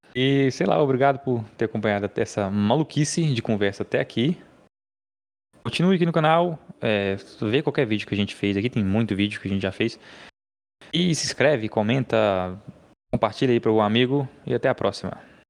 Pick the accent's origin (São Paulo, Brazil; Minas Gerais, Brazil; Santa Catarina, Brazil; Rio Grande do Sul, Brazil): Minas Gerais, Brazil; eu sou mineiro